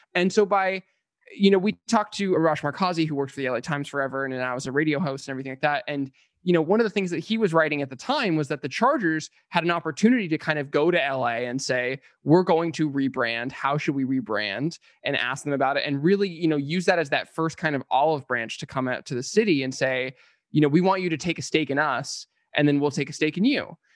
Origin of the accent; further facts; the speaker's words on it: San Diego, California, United States; moved away as an adult; now in Los Angeles, United States; we're both born and raised in San Diego, Ben and I, um, and I've lived in L A since twenty thirteen